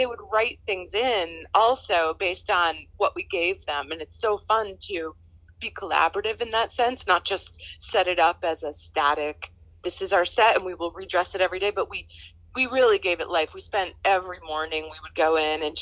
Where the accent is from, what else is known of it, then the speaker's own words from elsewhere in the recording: New York City, New York, United States; also born or lived in Boston; I grew up in New York